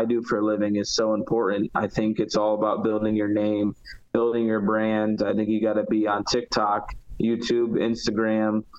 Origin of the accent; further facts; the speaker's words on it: Connecticut, United States; I grew up in the Northeast